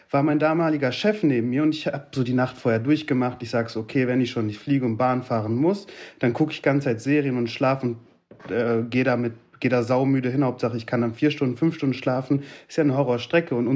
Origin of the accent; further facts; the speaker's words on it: Turkey; now in Germany; Hm, ich bin auch Türke. Ich gebe die Bahncard ab.